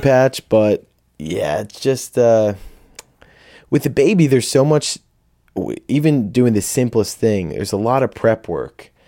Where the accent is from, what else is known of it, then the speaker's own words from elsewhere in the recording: Audubon, New Jersey, United States; I'm from Audubon, New Jersey